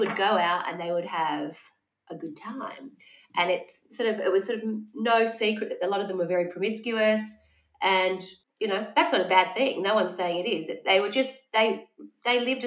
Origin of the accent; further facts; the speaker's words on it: Wollongong, New South Wales, Australia; growing up in Wollongong